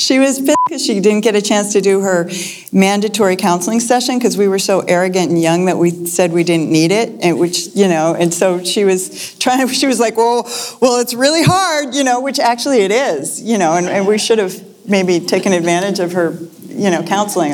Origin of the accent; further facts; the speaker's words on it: Lexington, Massachusetts, United States; moved away; I grew up in Lexington, Massachusetts